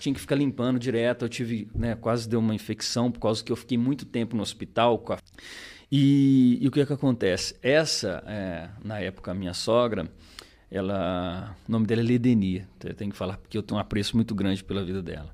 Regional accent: Borda da Mata, Minas Gerais, Brazil; also born or lived in Tocos do Moji / Pouso Alegre; eu estou em borda desde os meus dois anos de idade. Né? Então sou natural de borda

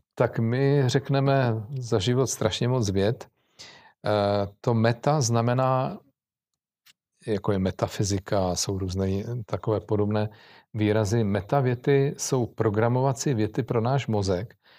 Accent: Czechia; jako Češi

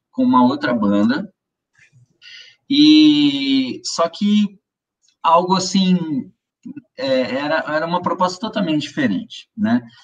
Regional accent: Ribeirão Preto, São Paulo, Brazil; Eu sou do interior de São Paulo, cidade chama-se Ribeirão Preto

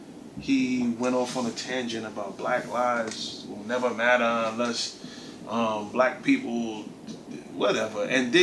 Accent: New York, United States; I'm from New York

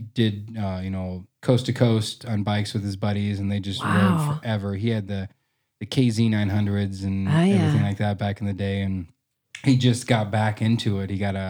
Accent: Arthur, Nebraska, United States; moved away as an adult; also born or lived in Omaha, Nebraska; now in Black Hills, United States; I grew up in western Nebraska, in a place called Arthur, about 128 people in the county.

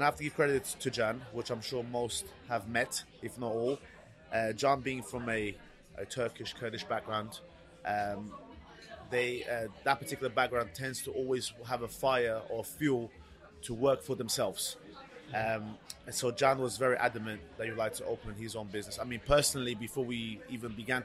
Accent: London, United Kingdom; also born or lived in Portugal / Reading, Berkshire; Lived in Portugal till the age of 9, and then came over to England in 1998. Residing in Reading, Berkshire, best part of 2 years, and then came to London, where I've been located now for the past 22 years.

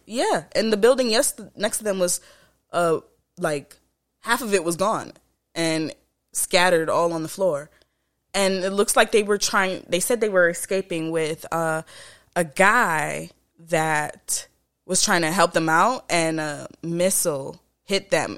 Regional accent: Florida, United States; also born or lived in Jamaica; I was raised in Florida. I'm born in Jamaica

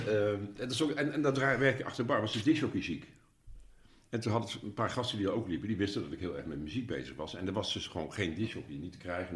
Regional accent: Nijmegen, Gelderland, Netherlands; moved away as an adult; now in Achterhoek, Netherlands; Ik, ik ben, ik ben eh, van Nijmegen

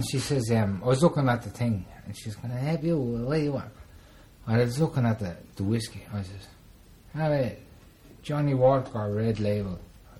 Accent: Ireland; I'm from Ireland, right?

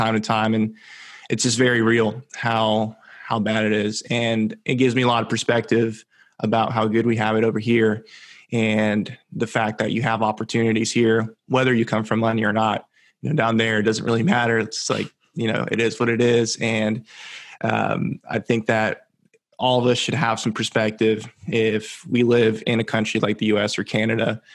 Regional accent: Central Florida, United States; also born or lived in Venezuela; I grew up in Central Florida

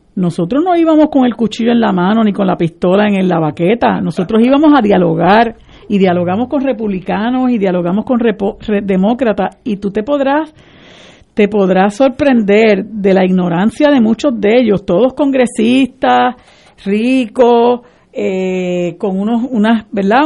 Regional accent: Puerto Rico; como puertorriqueños

